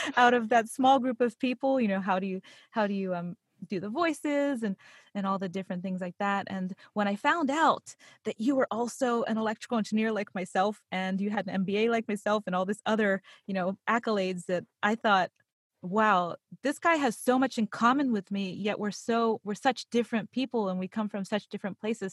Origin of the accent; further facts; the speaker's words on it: Pittsburgh, Pennsylvania, United States; I actually grew up in Pittsburgh, Pennsylvania.